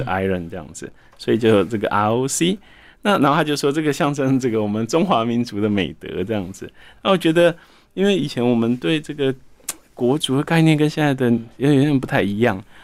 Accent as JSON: {"language": "Chinese", "region": "Taichung", "country": "Taiwan", "tie": "born or raised there", "also_born_or_lived": "Taipei", "said": "小时候住在台北，后来搬到台中"}